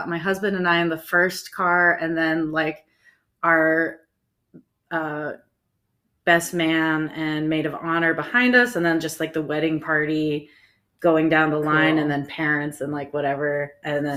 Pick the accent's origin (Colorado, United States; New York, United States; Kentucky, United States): Colorado, United States; Louisville; moved away as an adult; also born or lived in Santa Fe, New Mexico; I am from Louisville, Colorado, right next to Boulder